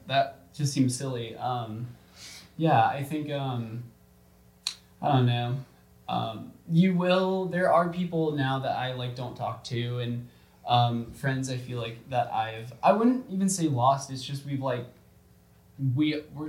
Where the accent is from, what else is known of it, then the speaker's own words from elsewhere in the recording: Georgia, United States; moved away; the people, from Georgia, from my hometown